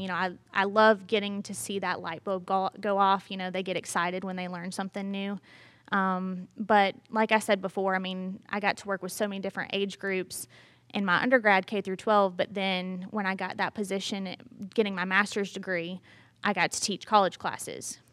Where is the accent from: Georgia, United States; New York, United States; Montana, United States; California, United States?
Georgia, United States; Brunswick; moved away as an adult; now in Statesboro, United States; I'm from Brunswick, Georgia